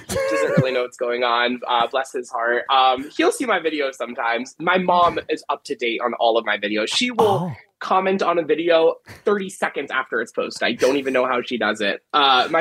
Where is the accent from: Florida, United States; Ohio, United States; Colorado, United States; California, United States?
Florida, United States; Miami; moved away as an adult; now in Philadelphia, United States; Growing up in Miami, like, you know, I got spoiled with the city life